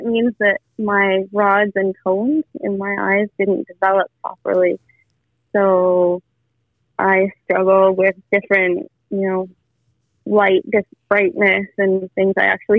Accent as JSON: {"language": "English", "country": "Peru", "tie": "born or raised there", "moved": "yes", "lives_now": "Canada", "said": "I was born in Canada and moved to Peru."}